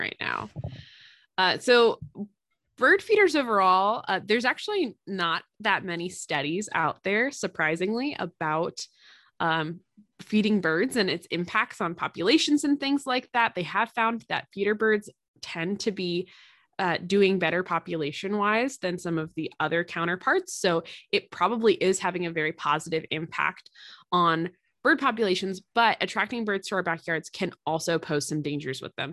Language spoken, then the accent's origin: English; East Coast, United States; now in Midwest, United States; I'm from the East Coast